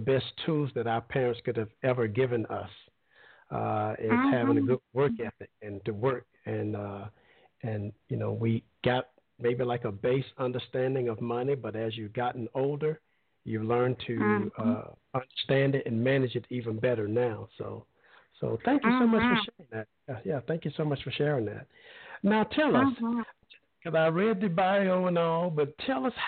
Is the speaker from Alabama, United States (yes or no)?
yes; Alabama, United States; moved away; I'm originally from Alabama, and we used to come down to Panama City Beach every summer.